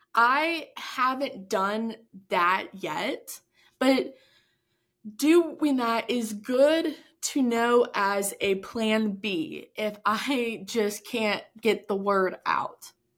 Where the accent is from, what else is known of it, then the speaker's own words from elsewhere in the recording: Texas, United States; we are both from Texas